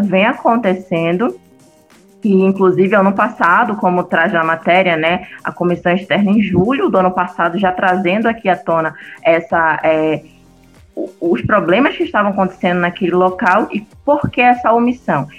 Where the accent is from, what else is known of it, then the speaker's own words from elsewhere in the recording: Pará, Brazil; moved away; porque eu sou nortista